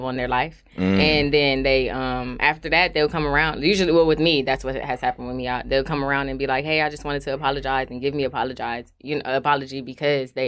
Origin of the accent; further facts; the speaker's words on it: Inglewood, California, United States; I am from Inglewood, California